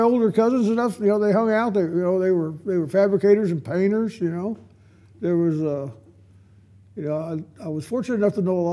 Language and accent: English; Dinuba, California, United States; moved away as an adult; now in Texas, United States; I grew up in the San Joaquin Valley